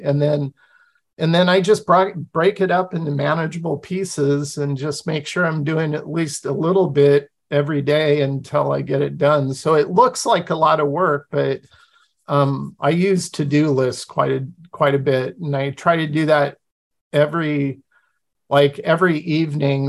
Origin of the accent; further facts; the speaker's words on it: Pacific Northwest, United States; I grew up in the Pacific Northwest with Native American tribes all around me